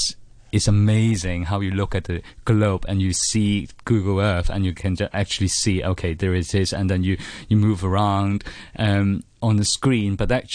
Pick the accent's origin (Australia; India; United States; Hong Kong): Hong Kong; moved away as an adult; now in United Kingdom; I'm a poet and also a fiction writer. I was born in Hong Kong in 1979, and I was born educated here. And I went to the Chinese University of Hong Kong.